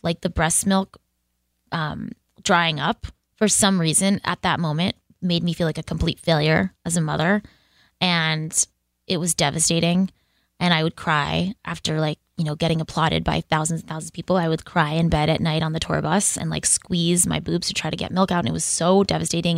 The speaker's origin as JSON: {"language": "English", "town": "Boston", "region": "Massachusetts", "country": "United States", "said": "I'm from Boston"}